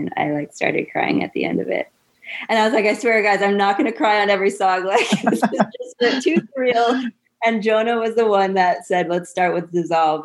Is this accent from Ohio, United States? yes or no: no; Dighton, Massachusetts, United States; also born or lived in West Springfield, Massachusetts / Greece; that's when we went to Dighton